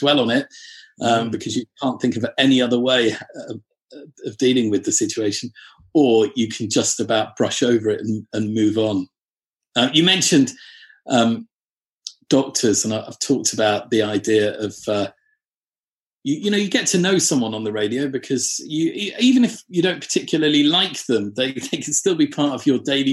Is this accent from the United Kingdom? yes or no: yes; North Shropshire, West Midlands, United Kingdom; I'm from North Shropshire